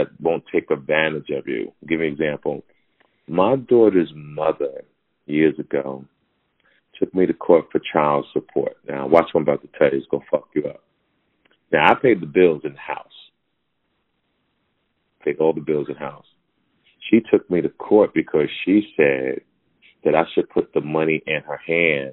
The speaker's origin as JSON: {"language": "English", "region": "Hawaii", "country": "United States", "said": "me being Hawaiian"}